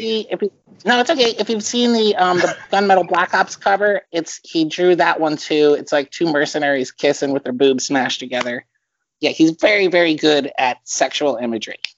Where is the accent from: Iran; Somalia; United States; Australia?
United States; Philadelphia, Pennsylvania; moved away as an adult; also born or lived in Perth Amboy, New Jersey; I was born in um, Perth Amboy, New Jersey. It's a stone's throw away from Staten Island. So, and then I grew up in the suburbs of Philadelphia.